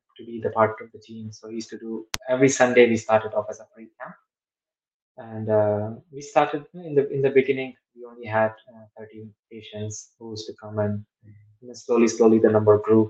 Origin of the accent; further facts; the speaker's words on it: Vrindavan, Uttar Pradesh, India; now in United Kingdom; I'm from Vrindavan, I'm from there